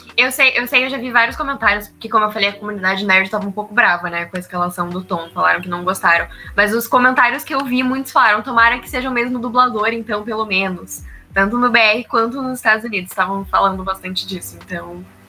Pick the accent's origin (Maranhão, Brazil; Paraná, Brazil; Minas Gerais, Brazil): Paraná, Brazil; Curitiba; Eu sou de Curitiba.